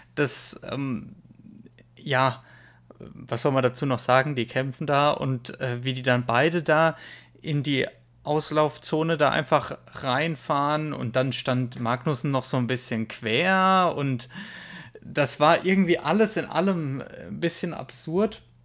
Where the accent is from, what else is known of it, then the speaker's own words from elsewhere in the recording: Germany; bei uns in Deutschland